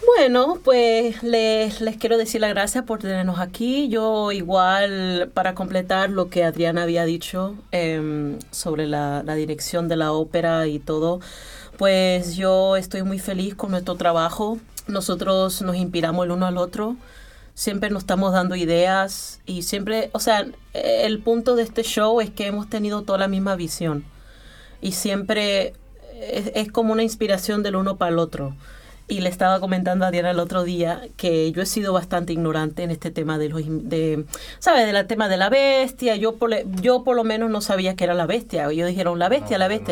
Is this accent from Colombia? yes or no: yes; Colombia; now in Vienna, Austria; soy colombiana